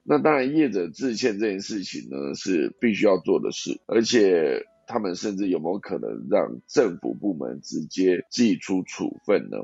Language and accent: Chinese; Taiwan; 因为我是台湾人，那我在住在台湾这个地方